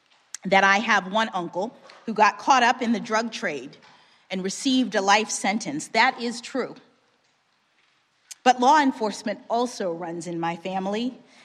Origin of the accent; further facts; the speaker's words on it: Miami, Florida, United States; my hometown of Miami, Florida.